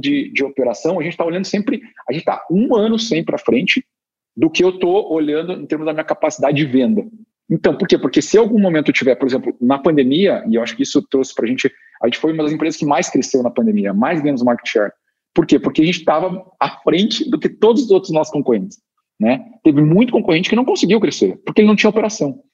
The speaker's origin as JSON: {"language": "Portuguese", "town": "Curitiba", "region": "Paraná", "country": "Brazil", "said": "eu, sou curitibano"}